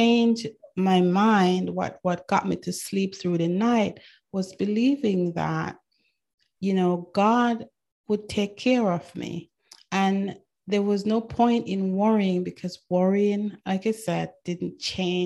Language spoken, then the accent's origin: English; Manchester, North West England, United Kingdom; also born or lived in Jamaica / Canada; now in United States; I was born in Jamaica. I grew up in England, Manchester, England.